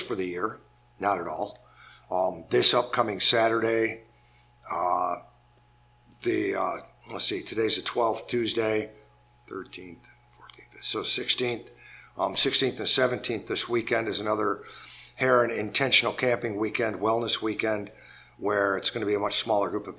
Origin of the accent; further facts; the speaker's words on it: Kalamazoo, Michigan, United States; also born or lived in Detroit area, Michigan / New Orleans, Louisiana; now in Buffalo, United States; I was born and raised in Kalamazoo, Michigan, Comstock, and then moved over to the Detroit area